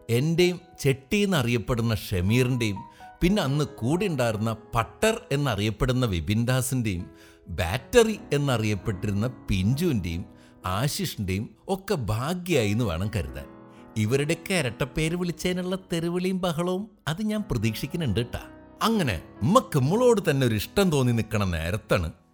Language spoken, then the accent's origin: Malayalam; Thrissur area, Kerala, India; തൃശ്ശൂരും പരിസരത്തും വരുന്ന എല്ലാ പരിപാടിയും കാണാൻ അന്നൊക്കെ ഞാനുണ്ടാവും